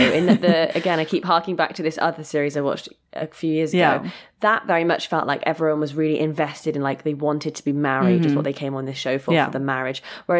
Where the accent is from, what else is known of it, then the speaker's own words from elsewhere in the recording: Sheffield, Yorkshire and the Humber, United Kingdom; Okay, you're from London. I'm from Sheffield. Right, you're going to have to move to Sheffield with me.